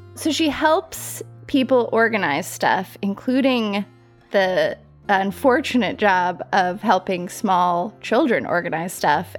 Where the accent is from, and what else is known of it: Colorado Springs, Colorado, United States; born or raised there; moved away as an adult; also born or lived in New York City